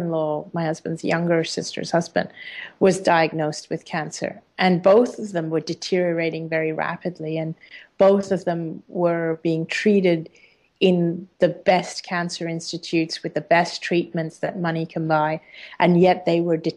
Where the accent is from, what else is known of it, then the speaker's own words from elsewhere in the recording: Hong Kong; living in Hong Kong and being an Indian person in a Chinese country, being an Indian